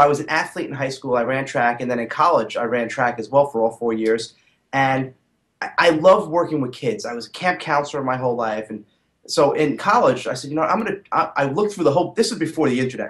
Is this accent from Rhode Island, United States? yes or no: no; New City, New York, United States; I grew up in a suburb of New York City called New City, okay. Uh, Rockland County